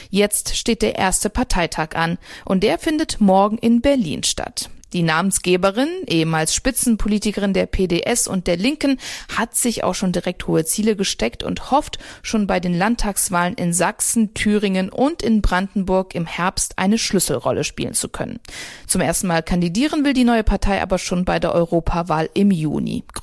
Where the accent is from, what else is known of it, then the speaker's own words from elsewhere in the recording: Sweden; Ich komme aus Schweden, meine Reise war geplant.